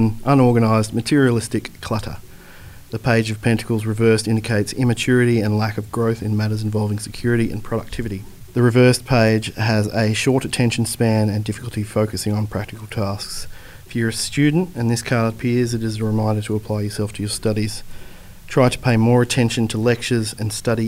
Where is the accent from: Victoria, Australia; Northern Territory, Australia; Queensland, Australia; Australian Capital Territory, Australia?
Victoria, Australia; Warrnambool; moved away as an adult; also born or lived in Melbourne / New South Wales; I'm from Warrnambool in southwest Victoria, where I live currently.